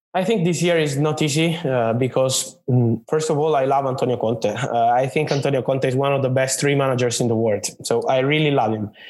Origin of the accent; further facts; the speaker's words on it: Naples, Campania, Italy; moved away as an adult; now in Milan, Italy; I'm, I'm from Napoli, from Naples in Italy. Then I moved when I was 18. I moved to, to Milan in the north of Italy, uh, where I live now